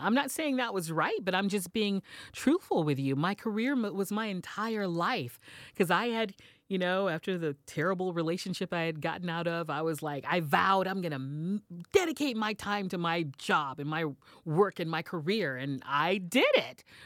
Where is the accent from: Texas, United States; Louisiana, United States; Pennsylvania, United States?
Texas, United States; Houston; moved away as an adult; also born or lived in New York City; started my radio career in my hometown of Houston